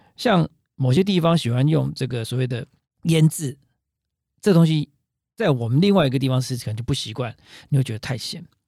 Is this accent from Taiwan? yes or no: yes; Taiwan; 我们台湾人常说啊